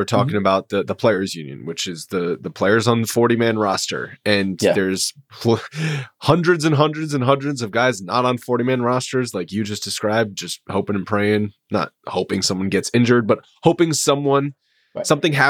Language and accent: English; Rhode Island, United States; I'm from Rhode Island.